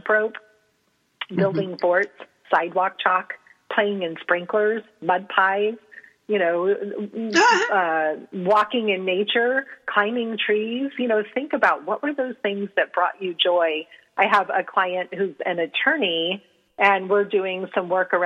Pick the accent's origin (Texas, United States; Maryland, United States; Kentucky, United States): Texas, United States; San Antonio; I grew up in San Antonio, Texas